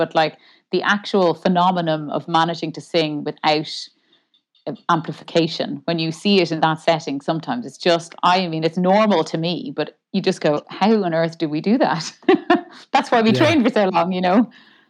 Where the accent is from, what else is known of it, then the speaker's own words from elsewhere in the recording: Dublin, Leinster, Ireland; I'm from Dublin. Yeah. I mean, we moved around a good bit, but yeah, I'm from Dublin.